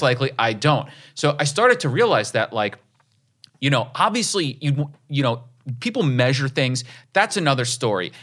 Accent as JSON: {"language": "English", "area": "Rockland County", "region": "New York", "country": "United States", "said": "I'm from Rockland County"}